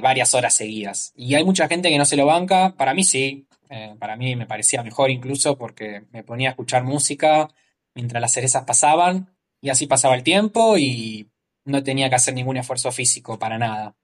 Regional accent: Morón, Buenos Aires Province, Argentina; moved away as an adult; now in Australia; yo soy de Morón, eh, zona oeste, Gran Buenos Aires, Argentina

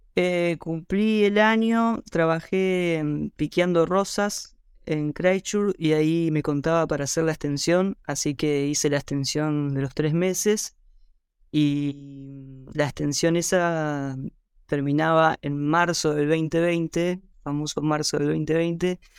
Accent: Santa Fe, Argentina; moved away as an adult; now in New Zealand; Yo soy de Santa Fe

